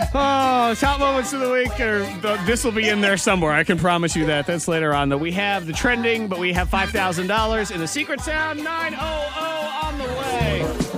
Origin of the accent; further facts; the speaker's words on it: Middleborough, Massachusetts, United States; Middleborough, Massachusetts, my hometown. The cranberry capital of the world.